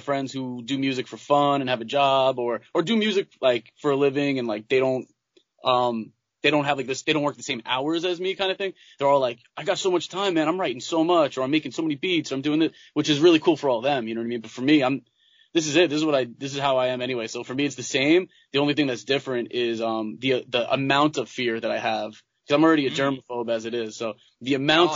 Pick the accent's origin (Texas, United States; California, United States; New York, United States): New York, United States; Long Island; I was born and raised on Long Island